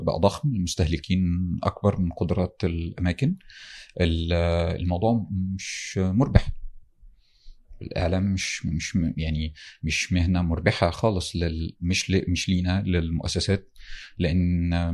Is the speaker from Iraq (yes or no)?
no; Damietta Governorate, Egypt; انا من دمياط آه، محافظه ساحليه على البحر المتوسط والنيل من قريه في في دمياط